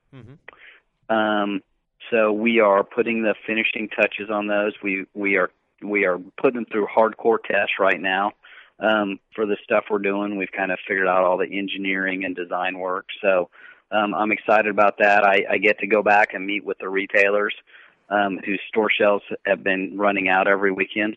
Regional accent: Kansas, United States; I grew up in Kansas

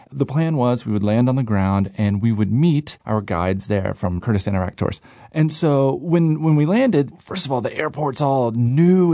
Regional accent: United States; I'm, you know, I'm American

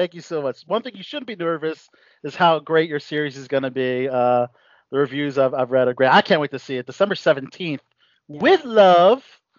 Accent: Baltimore County, Maryland, United States; but I'm from Baltimore County.

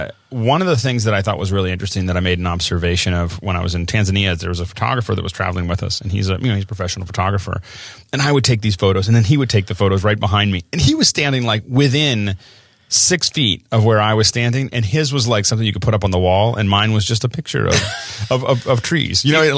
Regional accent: Tucson, Arizona, United States; born there; I was born in Tucson, Arizona.

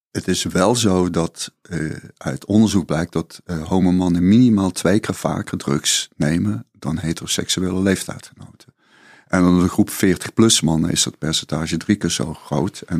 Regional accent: Limburg, Netherlands; toen ik naar Amsterdam verhuisde. Ik, ik kwam uit Zuid-Limburg.

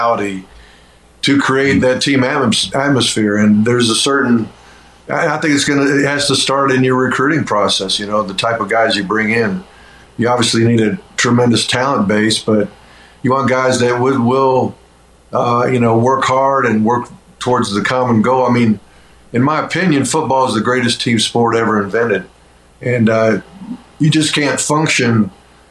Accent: Omaha, Nebraska, United States; I was born in Omaha, Nebraska, so I got a chance to be in Rosenblatt a couple times as a kid

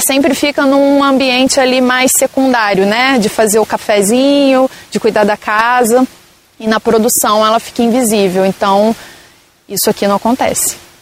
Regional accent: Brazil; moved away as an adult; me vi voltando para cá. Para onde eu nasci, para onde estava minha família

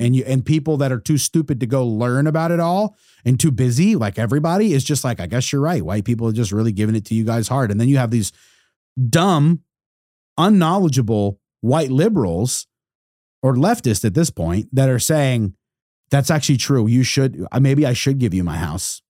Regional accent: United States; as an American

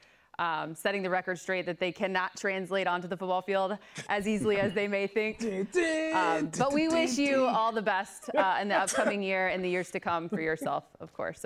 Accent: Ohio, United States; as a Cleveland fan lifer, being born and raised in Ohio

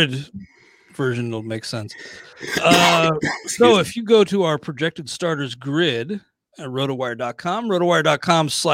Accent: Dayton, Ohio, United States; That's my hometown, Dayton.

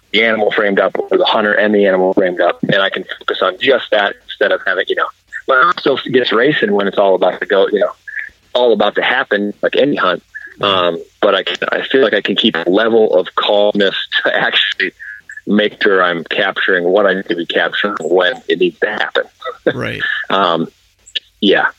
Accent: South Dakota, United States; moved away as an adult; also born or lived in Fargo, North Dakota; I grew up in South Dakota

